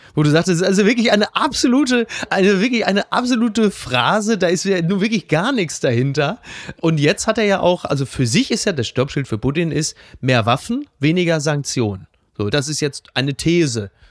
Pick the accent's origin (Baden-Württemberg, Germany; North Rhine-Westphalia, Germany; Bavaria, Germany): North Rhine-Westphalia, Germany; Ruhr area; born or raised there